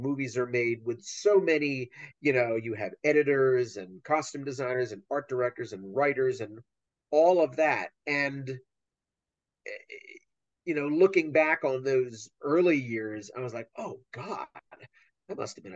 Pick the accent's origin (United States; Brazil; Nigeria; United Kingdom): United States; Wilmington, Delaware; moved away as an adult; also born or lived in Pennsylvania / New York; now in Ohio, United States; I grew up in Wilmington, Delaware, and in Pennsylvania